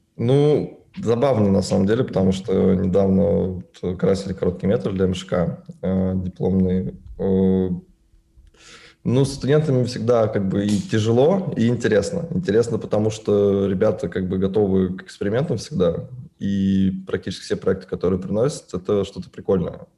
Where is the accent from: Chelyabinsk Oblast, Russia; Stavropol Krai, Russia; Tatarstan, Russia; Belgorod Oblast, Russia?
Tatarstan, Russia; Naberezhnye Chelny; мне 24 года, я родился на Набережных Челнах.